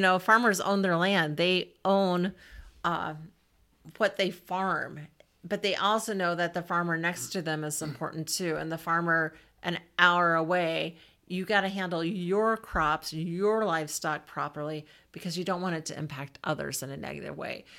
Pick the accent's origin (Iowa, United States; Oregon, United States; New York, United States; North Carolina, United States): Iowa, United States; Southwest; also born or lived in Ames, Iowa / Des Moines, Iowa; I grew up in Southwest Iowa